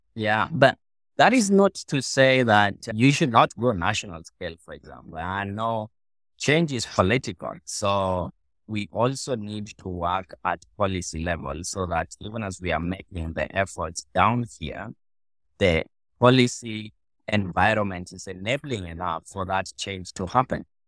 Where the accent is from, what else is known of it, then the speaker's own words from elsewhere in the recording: Kenya; I was born in Southwest, in Western Kenya, which is not very far from Lowalla